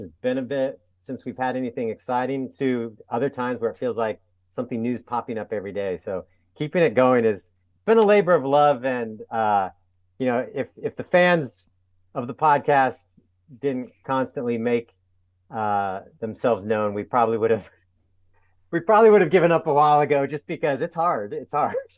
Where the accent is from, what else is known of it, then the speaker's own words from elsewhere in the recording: San Diego, California, United States; also born or lived in Atlanta; now in Portland, United States; I'm from San Diego, but ended up in the Portland area.